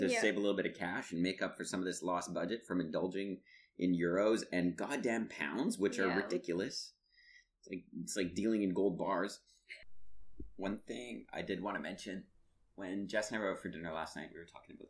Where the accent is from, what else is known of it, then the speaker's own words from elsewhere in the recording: Canada; as a Canadian, it hurt my Canadian pride.